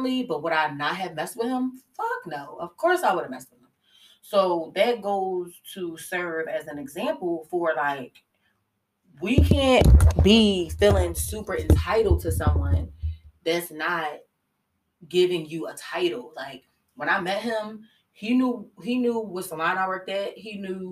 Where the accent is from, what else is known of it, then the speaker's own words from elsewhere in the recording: Philadelphia, Pennsylvania, United States; I'm from West